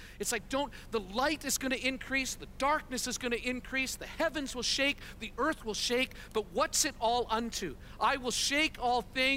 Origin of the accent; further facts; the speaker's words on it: Canada; moved away as an adult; also born or lived in Kansas City, United States; We're Canadian, but we've spent a total of about 15 years in our life journey planting churches and part of different expressions of the vineyard in the United States